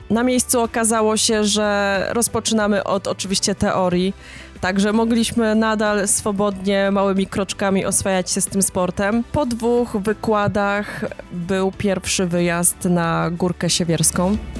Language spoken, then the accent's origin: Polish; Jastrzębie-Zdrój, Silesian Voivodeship, Poland; now in Dąbrowa Górnicza, Poland; pochodzę z Jastrzębia Zdroju, ale od kilkunastu lat mieszkam w Zagłębiu Dąbrowskim, a konkretnie w Dąbrowie Górniczej